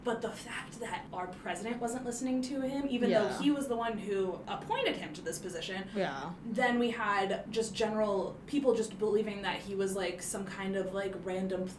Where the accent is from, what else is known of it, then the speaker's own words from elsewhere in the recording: New Jersey, United States; now in San Diego, United States; I grew up in Italian in New Jersey